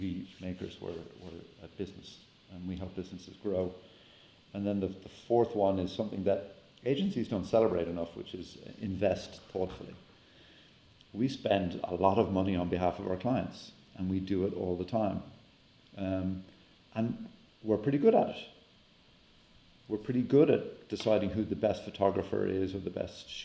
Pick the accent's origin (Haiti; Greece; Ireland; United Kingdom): Ireland; now in United States; back home in Ireland